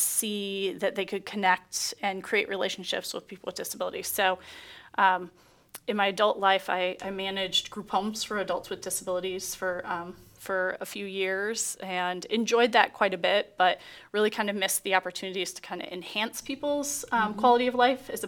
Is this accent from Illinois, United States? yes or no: yes; Peoria, Illinois, United States; I grew up in Peoria. I was born and raised here